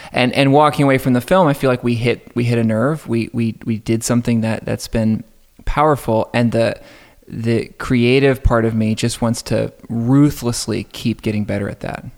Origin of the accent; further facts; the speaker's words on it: just outside of Atlanta, Georgia, United States; I grew up just outside of Atlanta